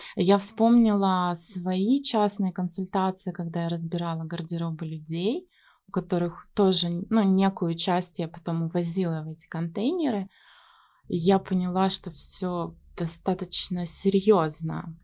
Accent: Yekaterinburg, Sverdlovsk Oblast, Russia; moved away; Я сама из Екатеринбурга

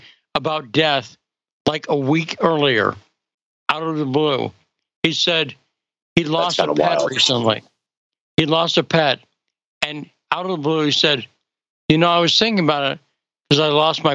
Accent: Western Massachusetts, United States; I grew up in Western Massachusetts

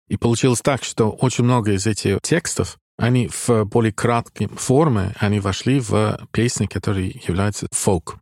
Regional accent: Dublin, Leinster, Ireland; Russian is a second language; moved away as an adult; also born or lived in Moscow; Я из Дублина, да, я там родился и еще живу между Москвой и Дублин постоянно

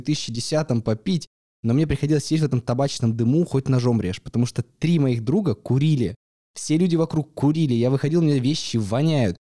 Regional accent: Yekaterinburg, Sverdlovsk Oblast, Russia; я из Екатеринбурга

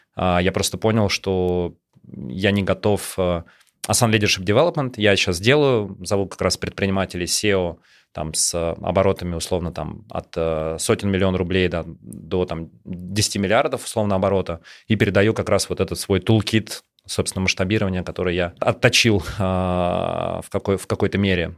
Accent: Moscow, Russia; я родился и вырос в Москве

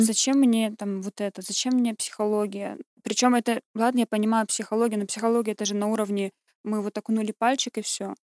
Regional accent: Kurgan, Kurgan Oblast, Russia; moved away as an adult; also born or lived in Ukraine; now in Germany; родилась на Украине, я чистокровная украинка, но выросла в России

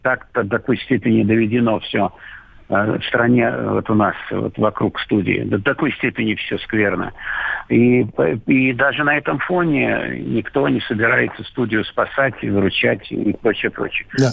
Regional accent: Russia; я режиссер фильма, которого не, не показывается у меня на родине

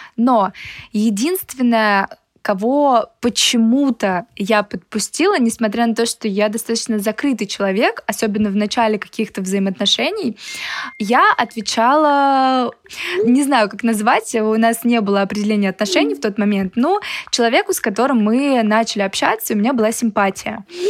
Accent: Moscow, Russia; я из Москвы

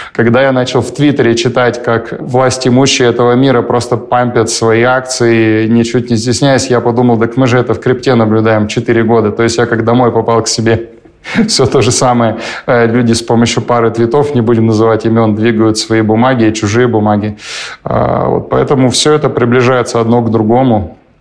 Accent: Perm, Perm Krai, Russia; Я из Перми, у меня не было денег совсем, и у моей семьи особо не было денег никогда

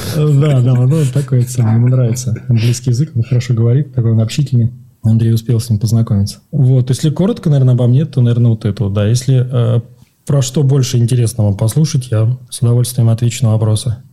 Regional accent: Moscow, Russia; moved away as an adult; now in Buenos Aires, Argentina; Я сам из Москвы

